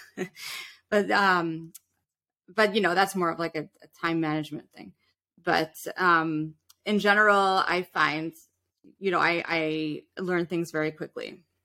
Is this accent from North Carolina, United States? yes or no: no; New York City, New York, United States; we were definitely middle class growing up in New York City. We had this beautiful little island that we lived on called Roosevelt Island